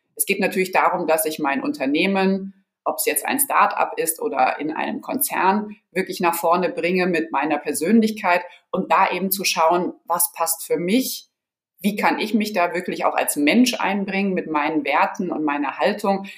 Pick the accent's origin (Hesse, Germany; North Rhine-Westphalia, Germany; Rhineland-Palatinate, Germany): Hesse, Germany; Offenbach; also born or lived in San Pédro, Côte d'Ivoire / Marseille, France / Frankfurt; Ich bin dann in mhm. Offenbach groß geworden